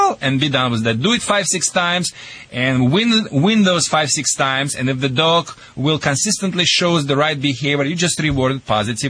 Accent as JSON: {"language": "English", "country": "Russia", "also_born_or_lived": "Michigan", "accent": "Russian", "moved": "yes", "said": "my Russian accent"}